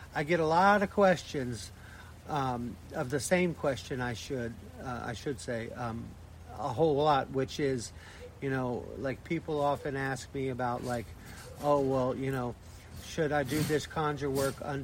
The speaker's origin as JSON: {"language": "English", "area": "Blue Ridge Mountains", "region": "Appalachia", "country": "United States", "tie": "born or raised there", "moved": "yes", "said": "I was raised in Appalachia, in the Blue Ridge Mountains"}